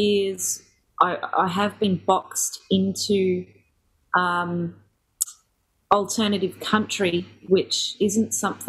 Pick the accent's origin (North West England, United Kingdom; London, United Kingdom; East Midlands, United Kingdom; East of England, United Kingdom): North West England, United Kingdom; Ellesmere Port; born there; I was born in Ellesmere Port, which is a little town just outside of Chester.